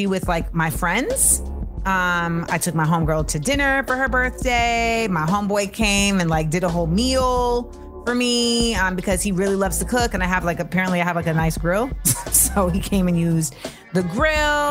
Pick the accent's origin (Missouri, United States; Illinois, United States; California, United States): California, United States; Inglewood; I was born in Inglewood